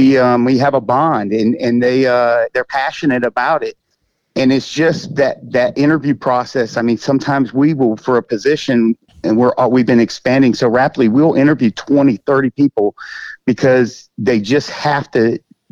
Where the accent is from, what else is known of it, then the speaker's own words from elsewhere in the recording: Augusta, Georgia, United States; also born or lived in Michigan / Germany / Miami; But he retired at Fort Gordon here in Augusta when I was like 12. So okay. I consider it home. I was born in Michigan, actually, but lived in Germany, Miami.